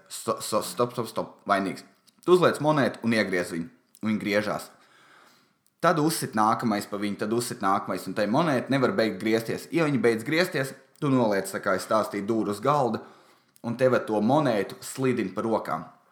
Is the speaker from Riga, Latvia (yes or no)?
no; Valmiera, Vidzeme, Latvia; es esmu no Valmieras